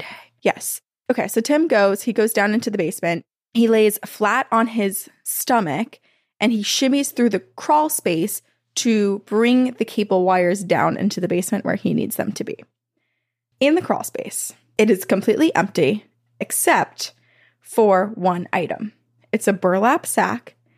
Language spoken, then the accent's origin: English; Vermont, United States; my childhood home growing up in Vermont